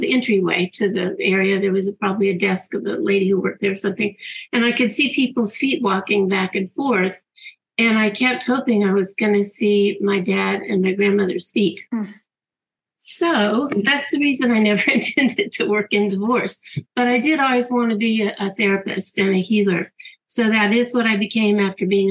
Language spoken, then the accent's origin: English; Jacksonville, Florida, United States; also born or lived in San Diego, California; Jacksonville, Florida, where I grew up